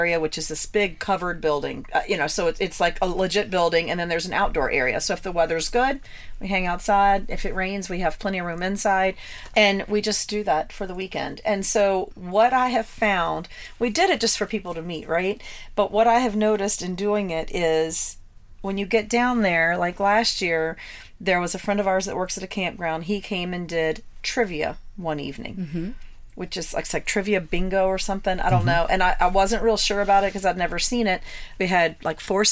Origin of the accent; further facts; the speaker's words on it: Virginia, United States; We're from Virginia.